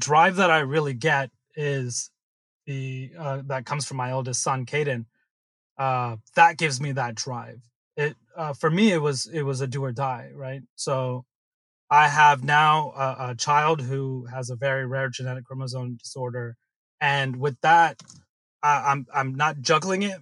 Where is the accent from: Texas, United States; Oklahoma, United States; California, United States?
California, United States; Silicon Valley; growing up in Silicon Valley